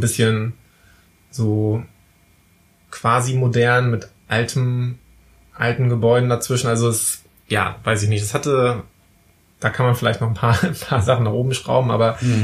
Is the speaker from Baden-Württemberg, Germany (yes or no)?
no; Wismar, Mecklenburg-Vorpommern, Germany; bei uns in Wismar